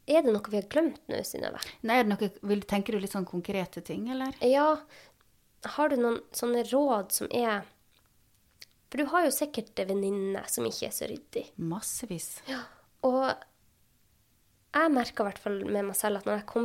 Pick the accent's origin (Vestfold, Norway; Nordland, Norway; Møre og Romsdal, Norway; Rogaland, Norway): Nordland, Norway; Sortland; På Sortland, der jeg er ifra, så har de en egen gruppe for Sortland.